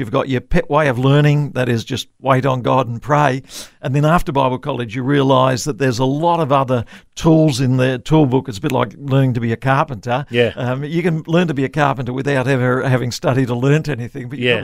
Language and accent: English; Tasmania, Australia; moved away as an adult; also born or lived in Victoria / Brisbane; I grew up in Tasmania. My grandfather came out to Tasmania to plant a church there, and that's where I was raised